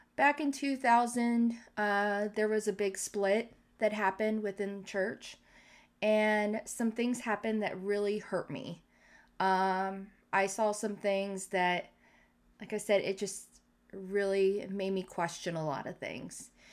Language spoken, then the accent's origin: English; Canton, Ohio, United States; where I grew up in Canton South